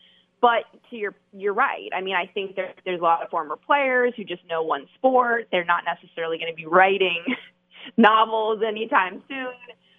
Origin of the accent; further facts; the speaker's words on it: Florida, United States; He's from my home state of Florida.